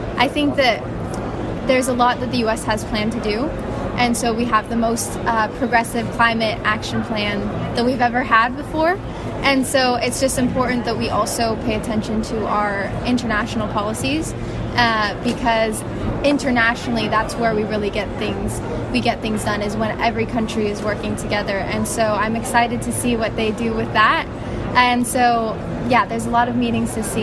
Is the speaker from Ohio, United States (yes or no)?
no; California, United States; moved away; also born or lived in New York City; my hometown in California